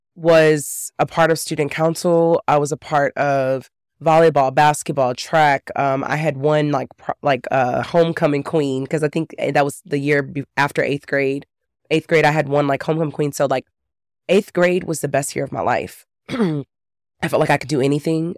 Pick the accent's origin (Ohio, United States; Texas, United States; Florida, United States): Texas, United States; I grew up in Texas